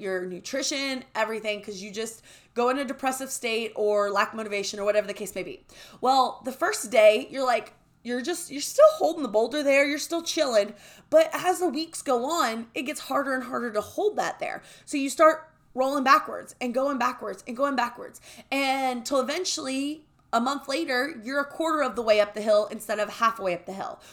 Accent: the South, United States; we grew up in the South.

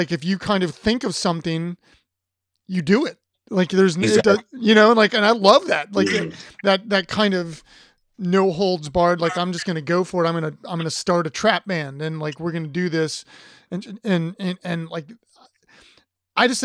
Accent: Ohio, United States; I grew up in Ohio

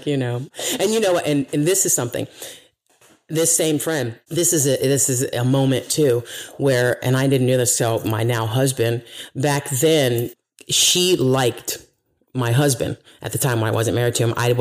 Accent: United States; I'm from here, America

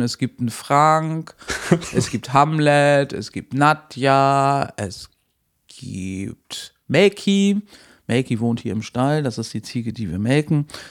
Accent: Hamburg, Germany; moved away as an adult; also born or lived in Lower Saxony, near Lauenburg; ich bin ursprünglich Hamburgerin

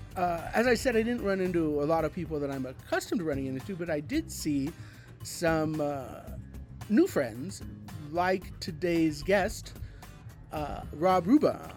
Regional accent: Denver, Colorado, United States; moved away; Denver, which is my hometown

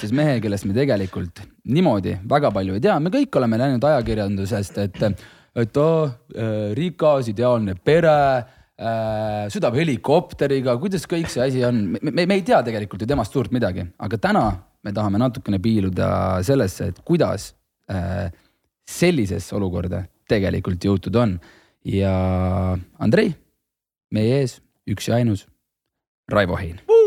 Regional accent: Hiiumaa, Hiiu County, Estonia; kodust Hiiumaalt, ma olen ise Hiiumaalt

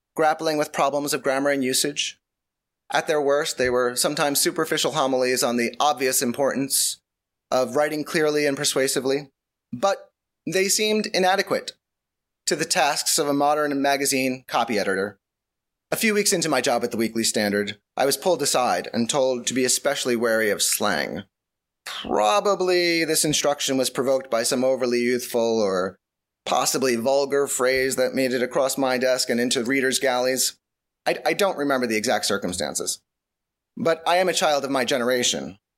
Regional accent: New York, United States; I am, I am from New York

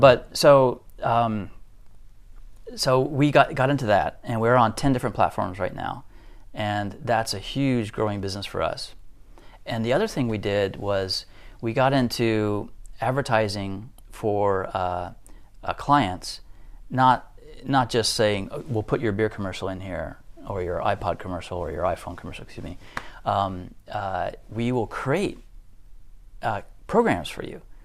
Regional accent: Denver, Colorado, United States; moved away as an adult; also born or lived in Tokyo, Japan; now in Japan; I went back to my hometown in Denver

